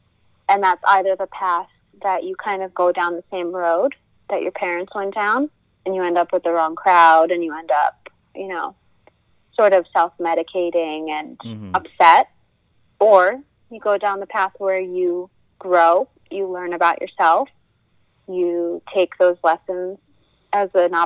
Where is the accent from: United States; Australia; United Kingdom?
United States; Bartlett, Illinois; also born or lived in Barrington, Illinois / Crystal Lake, Illinois; now in Portland, Maine, United States; I'm from Illinois. I grew up in the Midwest, good old Illinois cornfield central